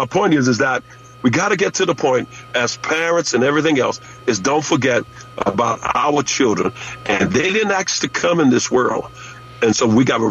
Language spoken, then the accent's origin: English; Louisiana, United States; moved away; in my hometown